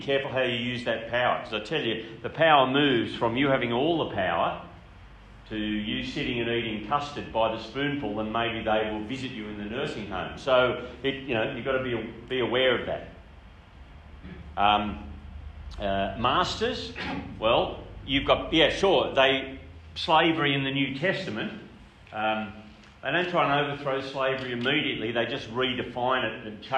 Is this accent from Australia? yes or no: yes; Grafton, New South Wales, Australia; I grew up in Grafton. It's a beautiful town about an hour north of Coffs Harbour